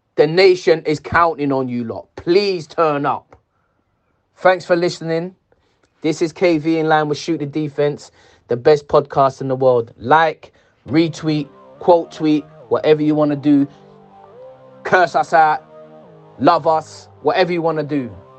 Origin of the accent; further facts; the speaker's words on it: England, United Kingdom; I'm English